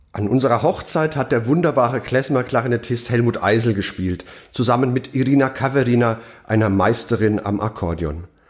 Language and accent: German; Mainz, Rhineland-Palatinate, Germany; meiner Heimatstadt Mainz